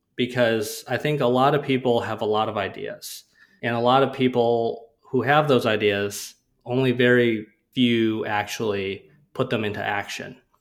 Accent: Rochester, Minnesota, United States; I grew up in Rochester, Minnesota

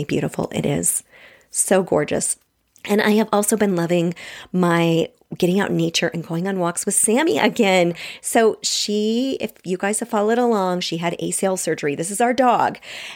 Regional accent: Washington, United States; I grew up with them. And I'm also from Washington State

